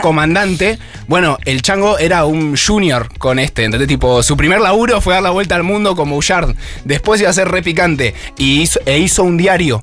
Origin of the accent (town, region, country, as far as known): Argentina